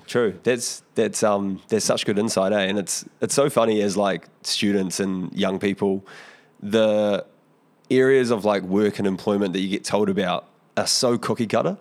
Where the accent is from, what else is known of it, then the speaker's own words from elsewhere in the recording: Porirua, Wellington, New Zealand; growing up in Porirua